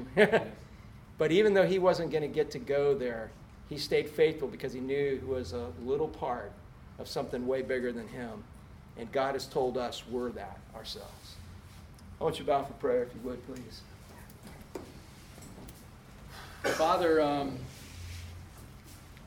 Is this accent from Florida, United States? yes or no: yes; Orlando, Florida, United States; moved away as an adult; growing up in Orlando, watching it go from a cow town to what it is, before we left 15 years ago